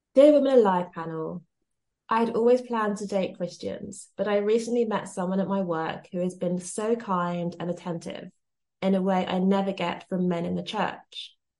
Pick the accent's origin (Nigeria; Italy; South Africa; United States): Nigeria; I'm Nigerian